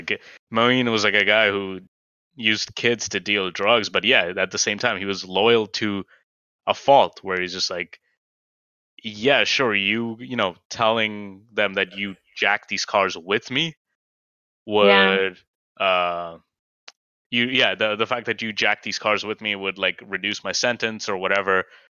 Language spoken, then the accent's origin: English; India; something that, like, at me as someone, like, who's kind of gone through different socioeconomic classes as an Indian could see very well